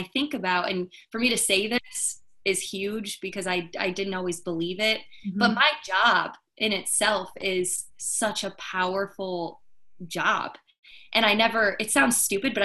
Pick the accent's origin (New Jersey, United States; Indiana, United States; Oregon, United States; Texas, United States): Indiana, United States; northern; Miss Indiana was in my hometown for years. It used to be in the northern part of the state